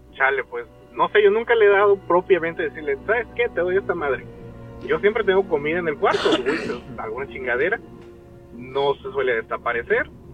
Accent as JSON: {"language": "Spanish", "region": "Veracruz", "country": "Mexico", "said": "somos de Veracruz"}